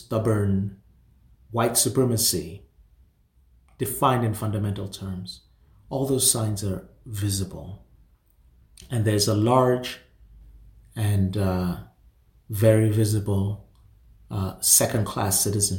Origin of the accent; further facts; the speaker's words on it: Nigeria; moved away; I'm from Nigeria and I go to Nigeria almost every year